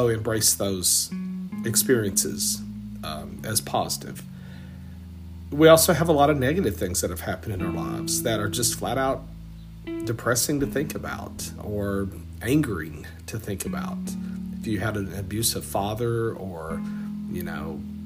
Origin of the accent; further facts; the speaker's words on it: Southeast Texas, United States; growing up in Southeast Texas, was not a fan. I did not like growing up in a small country town